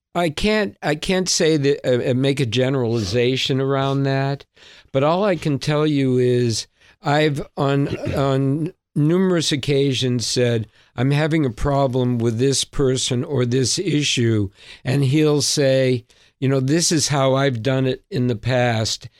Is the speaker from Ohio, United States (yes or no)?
no; Boston, Massachusetts, United States; I'm a Bostonian